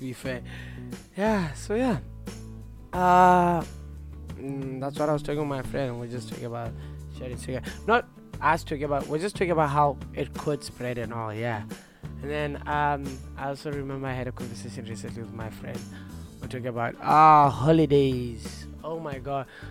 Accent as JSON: {"language": "English", "country": "Botswana", "moved": "yes", "lives_now": "Norwich, United Kingdom", "said": "I'm from Botswana"}